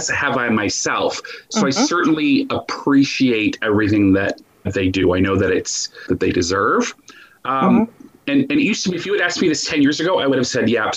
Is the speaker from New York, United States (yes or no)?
no; Minnesota, United States; also born or lived in Spain; I am from Minnesota. Yeah, I grew up. Oh, yeah. You betcha. Here, born here, lived here my whole life